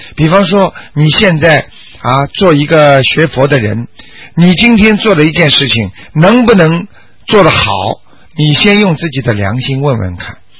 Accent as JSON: {"language": "Chinese", "country": "China", "said": "我们中国人"}